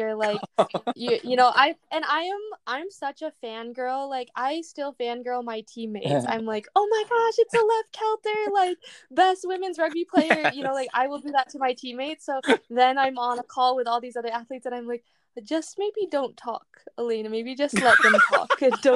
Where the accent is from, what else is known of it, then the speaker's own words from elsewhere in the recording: Michigan, United States; now in San Diego, United States; I grew up, I'm from Michigan. I grew up like on the right next to this river, like in the woods.